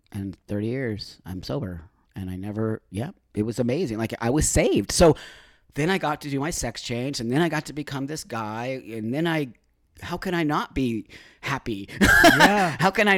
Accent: Los Angeles, California, United States; I was raised in the San Fernando Valley here.

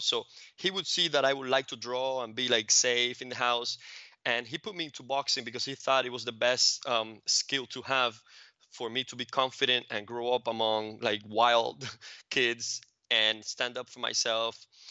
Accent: Cuba; now in United States; grew up in Cuba, and that was a very different environment, um, now looking back at it from, from my environment here in, in the States

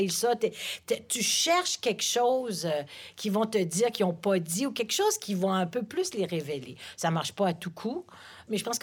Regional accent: Paris, Île-de-France, France; born there; Oui, je suis né à Paris.

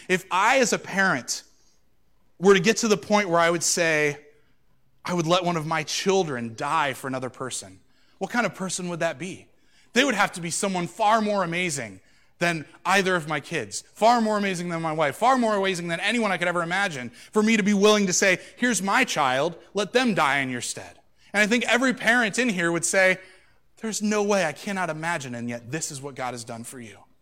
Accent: United States; I'm an American

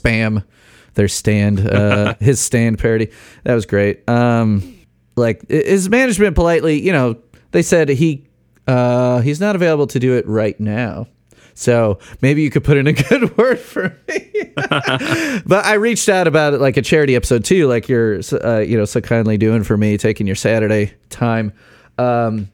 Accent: Chicago, Illinois, United States; moved away as an adult; also born or lived in Bloomington, Indiana / Rock Island, Illinois; now in West Lafayette, United States; I grew up in Chicago, followed my wife to Bloomington, where she did her master's and PhD, and now followed her to Purdue

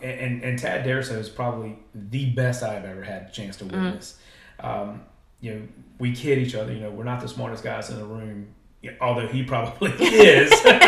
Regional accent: Halifax County, Virginia, United States; I live in an amazing place that's my hometown that I grew up in.

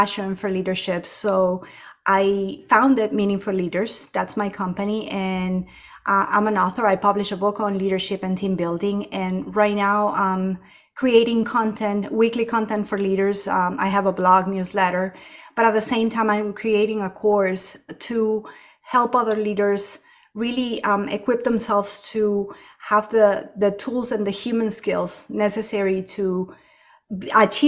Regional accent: Ecuador; moved away as an adult; now in United States; I was born and raised in Ecuador, and our apartment actually faced the back fence of the airport

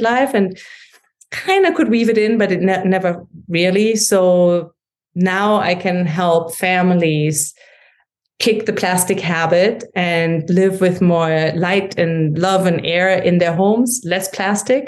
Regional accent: Germany; accent: German; English is a second language; moved away as an adult; also born or lived in St. Louis, Missouri; now in United States; you can hear from my accent that I grew up in Germany and came to the States

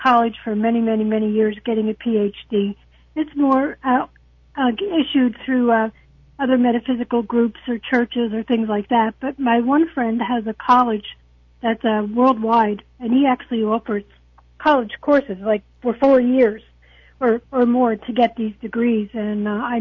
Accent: New Jersey, United States; now in Port Charlotte, United States; I live in Port Charlotte. I'm originally from New Jersey.

